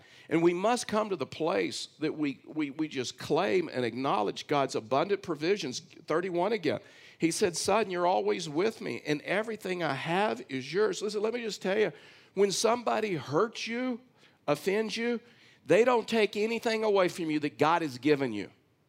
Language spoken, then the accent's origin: English; Texas, United States; I've hunted and fished a lot of that area when I was raised in Texas.